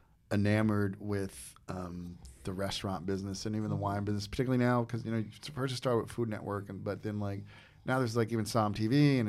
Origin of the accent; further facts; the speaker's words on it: New Jersey, United States; But like when I grew up in Jersey, I worked with this guy.